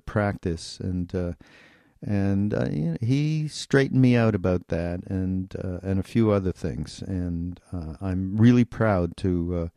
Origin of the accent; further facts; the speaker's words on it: Montreal, Quebec, Canada; now in United States; I'm from Montreal, okay, I'm going to be moving back